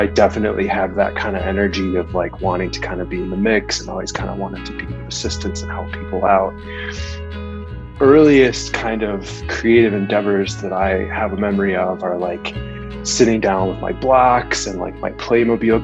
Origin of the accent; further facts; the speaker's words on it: Des Plaines, Illinois, United States; also born or lived in Chicago; I grew up in Chicago. I grew up right outside the city in a northwest suburb called Des Plaines